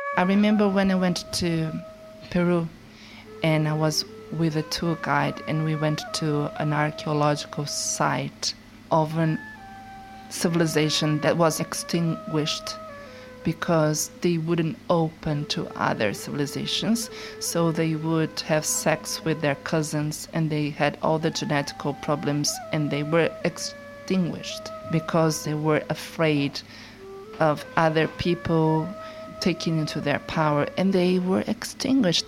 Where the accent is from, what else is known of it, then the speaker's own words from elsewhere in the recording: Brazil; moved away as an adult; also born or lived in Sao Paulo; now in London, United Kingdom; I had done everything I had to do in Brazil regarding work and my personal life in these 37 years.